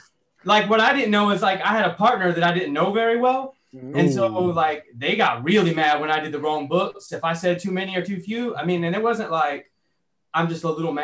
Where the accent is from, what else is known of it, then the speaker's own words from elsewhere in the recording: East Coast, United States; I grew up on the East Coast.